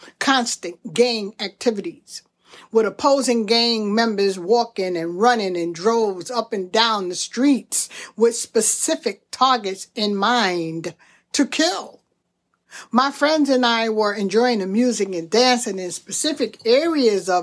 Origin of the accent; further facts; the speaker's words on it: Brooklyn, New York, United States; growing up in Brooklyn during the 60s and 70s, I was financially poor